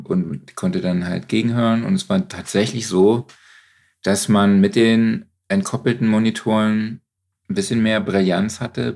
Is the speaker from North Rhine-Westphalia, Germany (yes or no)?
yes; Cologne, North Rhine-Westphalia, Germany; als Kölner